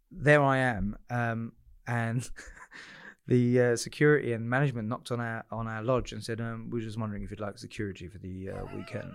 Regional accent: Southend-on-Sea, East of England, United Kingdom; I'm a South End boy, born and bred

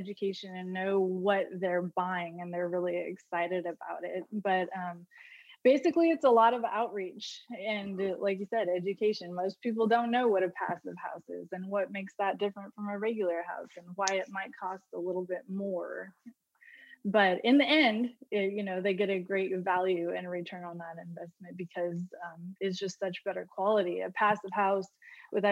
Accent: Southeast Alaska, United States; Growing up in Southeast Alaska, the most pristine place on the earth

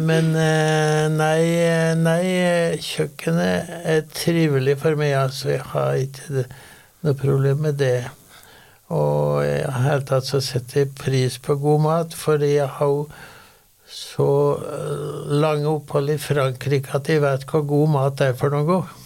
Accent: Sør-Fron, Innlandet, Norway; now in Oslo, Norway; er jo en utvandra gudbrandsdøl

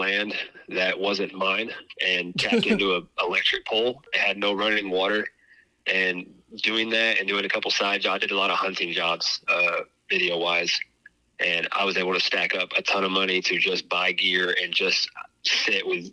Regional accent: Waco, Texas, United States; I grew up in China Spring, is basically Waco

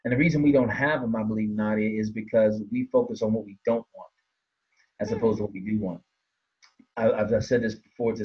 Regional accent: Washington, District of Columbia, United States; I hail from Washington, D.C.

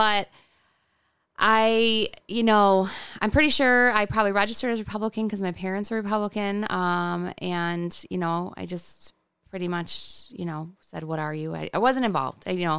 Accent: Hamburg, New York, United States; I come from Hamburg, which is not a small town, but it felt small growing up. I grew up in the village.

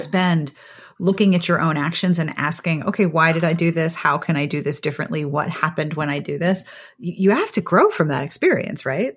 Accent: Pittsburgh, Pennsylvania, United States; also born or lived in Columbia, South Carolina; now in South Carolina, United States; I grew up in Pittsburgh

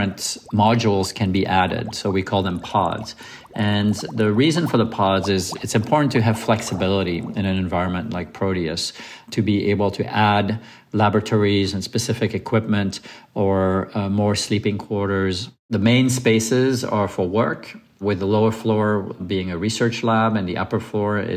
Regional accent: Lausanne, Vaud, Switzerland; moved away; I grew up on Lake Geneva around Lausanne

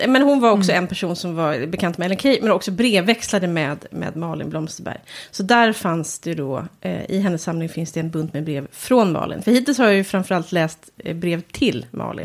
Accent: Järna, Stockholm County, Sweden; i Höle som ligger nära Järna där jag kommer ifrån

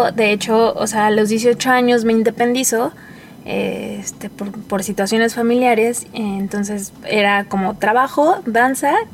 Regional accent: Mexico City, Mexico; moved away as an adult; now in León, Mexico; soy de la Ciudad de México. Eh, recién me vine a vivir a León hace dos años

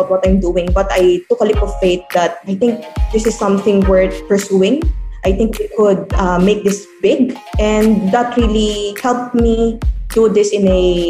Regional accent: Manila, Metro Manila, Philippines; I was born and raised in Tondo. I belong to a family of entrepreneurs.

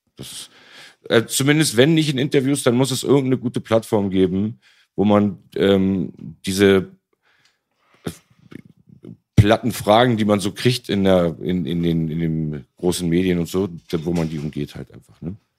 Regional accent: Berlin, Germany; als auch Berliner, aber nicht einer von denen

